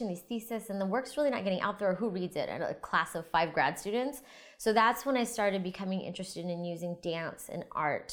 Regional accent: Northern New Mexico, United States; now in Tucson, United States; I'm from Northern New Mexico. My family's been there forever.

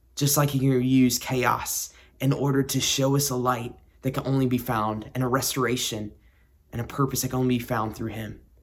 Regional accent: South Carolina, United States; I grew up in the Bible Belt in South Carolina

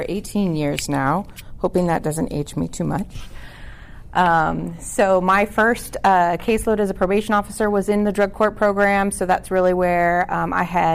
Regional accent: California, United States; moved away as an adult; now in Georgia, United States; I was originally born and raised in California, got my education out there, and then transplanted to Georgia

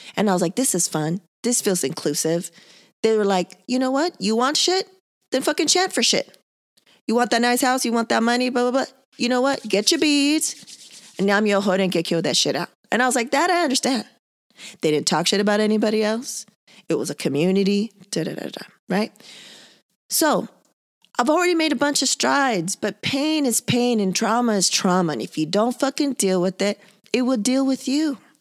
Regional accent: San Diego, California, United States; born and raised in San Diego, two weeks away from the border

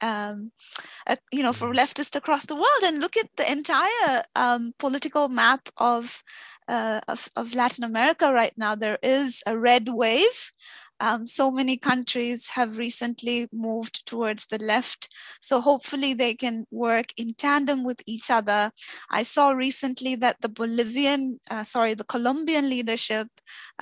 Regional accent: India; a young person growing up in India

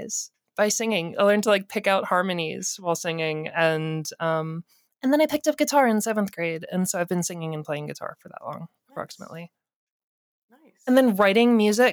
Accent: Atlanta, Georgia, United States; I'm from Atlanta

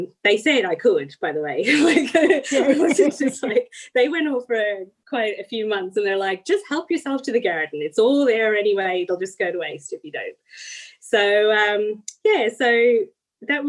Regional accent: the Midlands of Ireland, Ireland; moved away as an adult; now in Gippsland, Australia; I'm from the Midlands of Ireland

